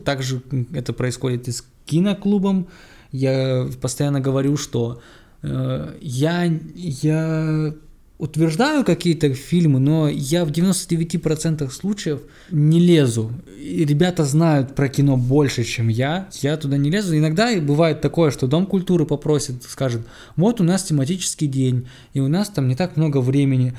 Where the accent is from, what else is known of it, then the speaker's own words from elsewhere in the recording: Omsk, Omsk Oblast, Russia; 10-11 класс, я ездил, кто, кто живет в Омске, кто, тот знает, я ездил из Амура